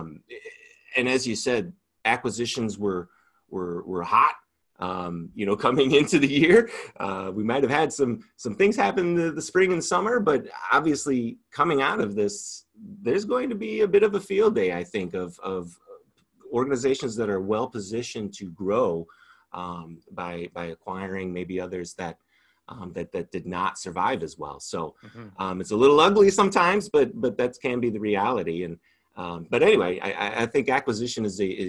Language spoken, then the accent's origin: English; Batavia, Illinois, United States; I grew up in Batavia, mm-hmm. Illinois